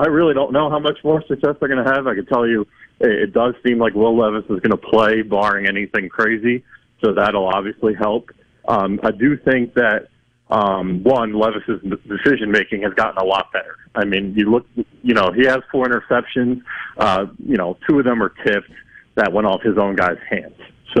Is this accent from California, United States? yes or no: no; Connecticut, United States; moved away; I am originally from Connecticut, and my whole family's from New York.